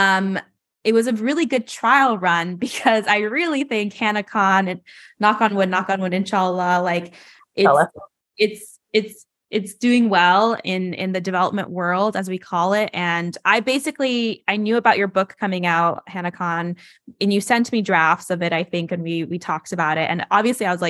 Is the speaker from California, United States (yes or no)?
yes; Los Angeles, California, United States; I'm from Los Angeles